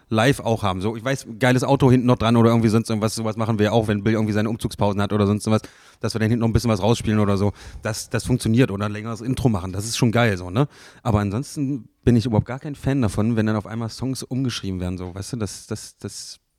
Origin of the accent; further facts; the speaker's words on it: Magdeburg, Saxony-Anhalt, Germany; So, ich bin in Magdeburg geboren, ich bin hier aufgewachsen, ich habe jetzt hier gebaut, so weißt du, ich werde auch, werd auch hier bleiben